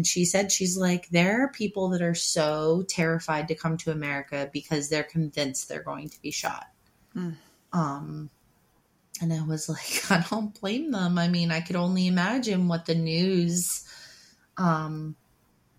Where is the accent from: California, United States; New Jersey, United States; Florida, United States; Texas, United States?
New Jersey, United States; Haddon Avenue; my hometown on Haddon Avenue